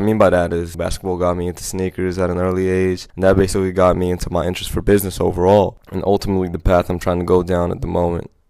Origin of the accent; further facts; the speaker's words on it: Los Angeles, California, United States; I'm a guy from Los Angeles, California, born and raised in the Hollywood area